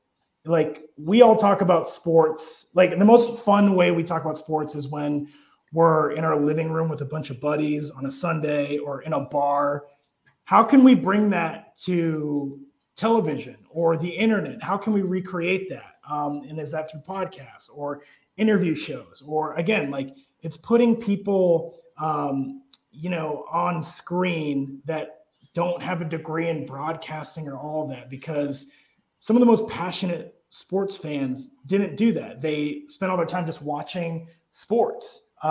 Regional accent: Marshalltown, Iowa, United States; also born or lived in Erie, United States; And I grew up in Marshalltown, Iowa, in Erie, Pennsylvania. I was the only Asian kid in all my classes.

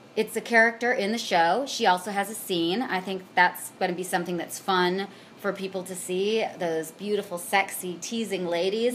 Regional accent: Puyallup, Washington, United States; now in Seattle, United States; I grew up in Puyallup. For those who know, it is Pierce County

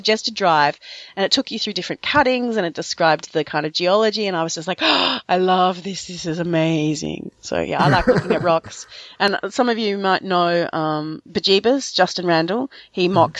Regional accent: Victoria, Australia; also born or lived in Melbourne, Australia; Victoria is my home state.

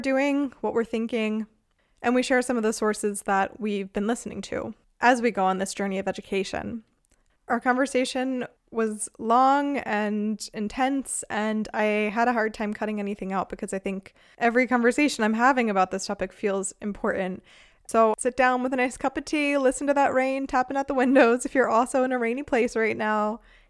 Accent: United States; now in Freiburg, Germany; We're both people who are in Germany, but who are not born Germans. You're South African, I'm American.

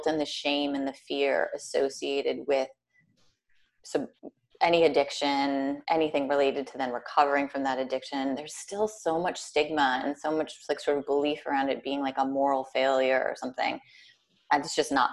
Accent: Minnesota, United States; also born or lived in New York City; now in Richmond, Virginia, United States; I'm from Minnesota originally

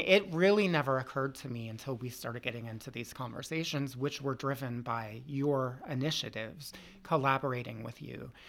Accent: Loudoun County, Northern Virginia, United States; I grew up in Northern Virginia, too, in Loudoun County.

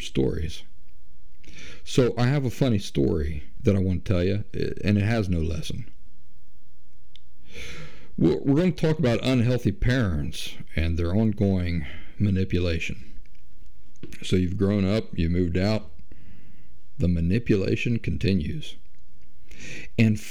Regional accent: Appalachian South, United States; I'm from the South, the Appalachian South

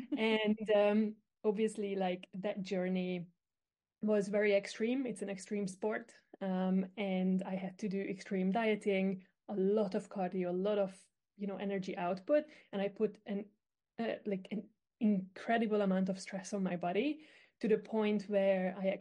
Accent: Hungary; I am actually from Hungary, so I'm quite far away from you

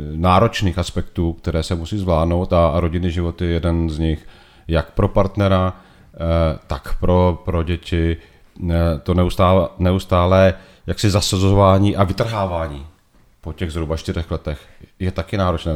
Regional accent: Znojmo, South Moravian Region, Czechia; moved away as an adult; also born or lived in Mexico / Brussels / Italy / Beijing; Znojmo je moje rodné město. Vyrůstal jsem v Ramoticích, do Znojma jsem chodil na gymnázium

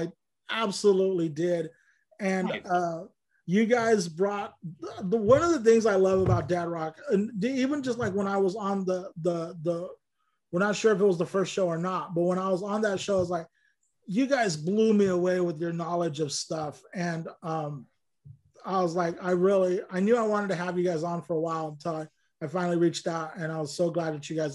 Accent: Bakersfield, California, United States; being a Mexican kid growing up in Bakersfield

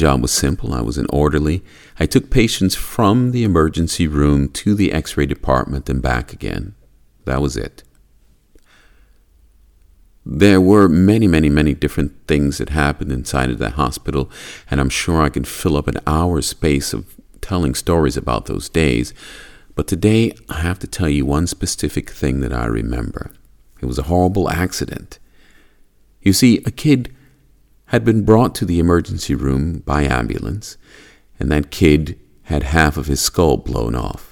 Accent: United States; now in Japan; I was born in America, land of the free

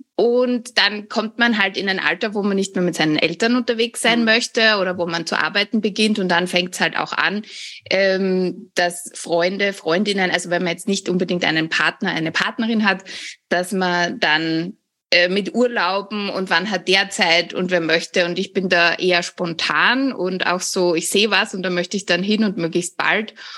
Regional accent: Austria; Ich komme, wie man hört, aus Österreich

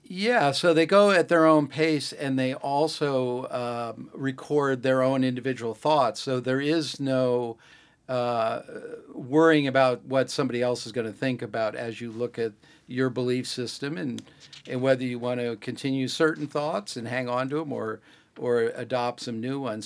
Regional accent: Greenwich, Connecticut, United States; I grew up in Greenwich, Connecticut

